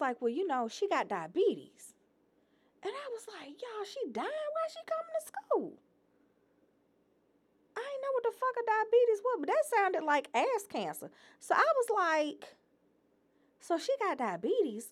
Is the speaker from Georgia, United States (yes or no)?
yes; Atlanta, Georgia, United States; I'm from Atlanta